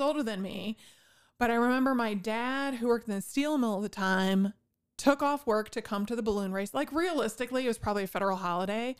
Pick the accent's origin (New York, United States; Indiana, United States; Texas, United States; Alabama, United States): Indiana, United States; northwest; I grew up in the northwest corner of Indiana